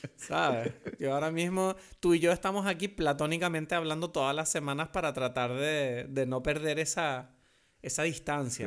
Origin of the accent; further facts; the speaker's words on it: France; now in Canary Islands, Spain; soy un francés ah, canario adoptado